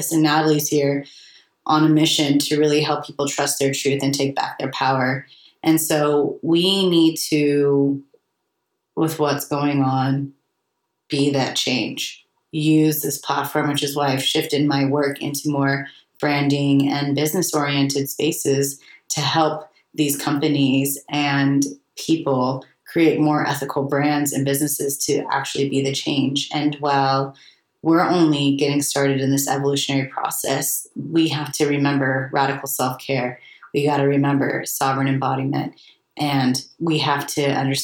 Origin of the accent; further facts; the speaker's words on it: United States; I always saw myself as a European growing up in America